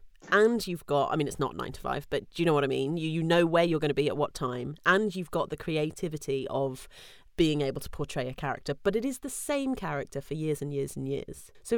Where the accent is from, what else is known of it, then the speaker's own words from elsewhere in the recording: United Kingdom; That is part of being British and part of being female, I think